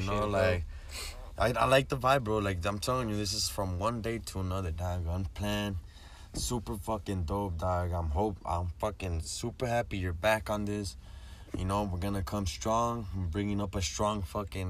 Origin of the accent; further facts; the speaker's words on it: Daha, California, United States; first performance was in my hometown in Daha.